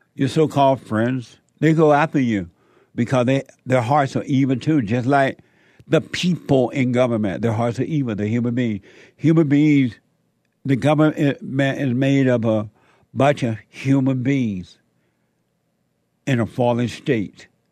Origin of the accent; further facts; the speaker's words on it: Alabama, United States; now in Los Angeles, United States; growing up in Alabama on that plantation